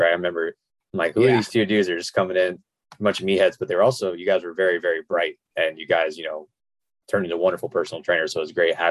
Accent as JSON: {"language": "English", "region": "South Florida", "country": "United States", "said": "I'm from South Florida"}